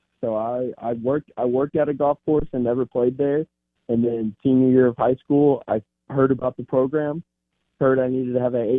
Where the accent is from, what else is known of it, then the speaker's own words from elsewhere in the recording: Atlanta, Georgia, United States; I'm from Atlanta, Georgia.